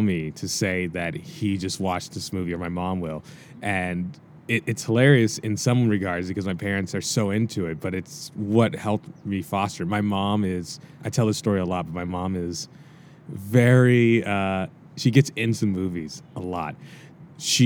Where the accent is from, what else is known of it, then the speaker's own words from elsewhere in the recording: Cincinnati, Ohio, United States; moved away as an adult; also born or lived in Washington, D.C.; now in Los Angeles, United States; I was about 9 years old when I moved out of D.C., and then I spent 9 years as well in Cincinnati